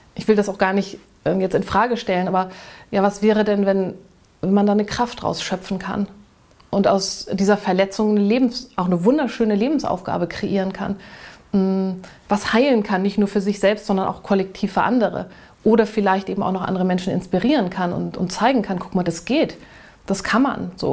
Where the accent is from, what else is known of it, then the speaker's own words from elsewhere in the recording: Germany; moved away; Hamburg nun sehr in der Nähe war von dem Ort, wo ich groß geworden bin.